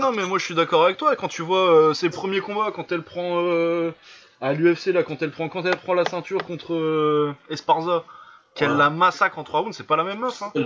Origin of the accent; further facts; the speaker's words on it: Lille, Hauts-de-France, France; je suis lillois